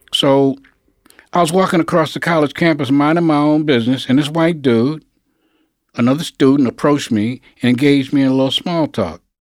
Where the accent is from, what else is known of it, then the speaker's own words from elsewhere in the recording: New York City, New York, United States; I was born in Harlem Hospital. I lived on Lenox Avenue between 118th and 119th Street